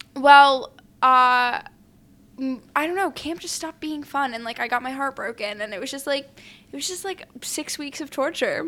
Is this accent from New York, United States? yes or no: yes; New York City, New York, United States; I grew up in New York City.